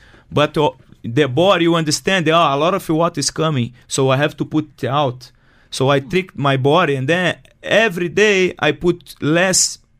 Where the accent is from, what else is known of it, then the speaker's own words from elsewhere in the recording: Brazil; English is a second language; now in United Arab Emirates; Zero English. I come from Brazil to UAE because, like, I'm very shy.